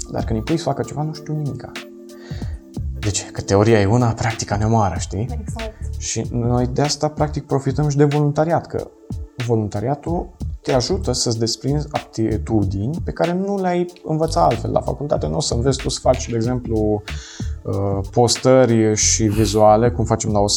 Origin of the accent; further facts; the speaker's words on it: Moldavia, Romania; now in Cluj-Napoca, Romania; mulți dintre noi aleg uh, Clujul, care sunt din Moldova, și pentru că vor să aibă un pic mai multă libertate de părinți.